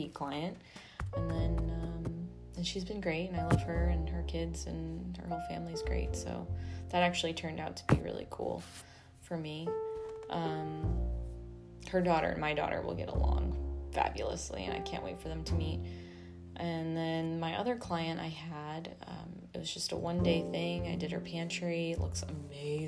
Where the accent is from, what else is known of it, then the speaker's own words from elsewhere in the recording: Arizona, United States; now in Austin, United States; My home state is Phoenix or Arizona